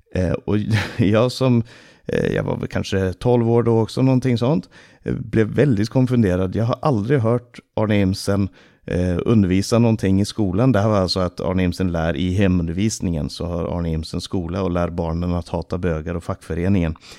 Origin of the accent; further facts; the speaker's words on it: Stockholm, Stockholm County, Sweden; Under min barndom så bodde vår familj i eh, Rinkeby stora delar av min barndom